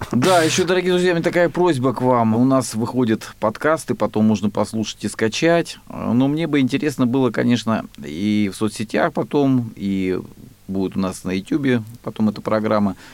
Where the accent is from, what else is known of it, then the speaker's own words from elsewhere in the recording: Rostov Oblast, Russia; я же из Ростовской области